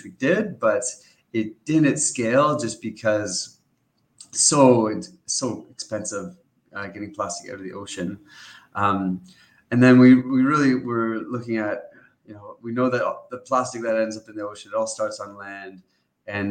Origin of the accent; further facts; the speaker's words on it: Canada; I grew up in Canada